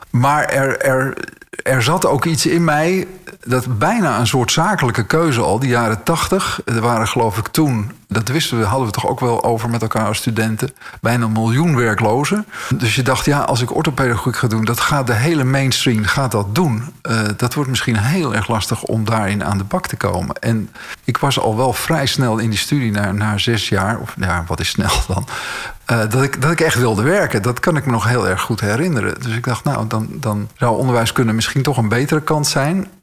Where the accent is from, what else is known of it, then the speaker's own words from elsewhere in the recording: Alkmaar, North Holland, Netherlands; moved away as an adult; also born or lived in Schoorl; now in Amsterdam, Netherlands; ik woonde in Schorl, geboren in Alkmaar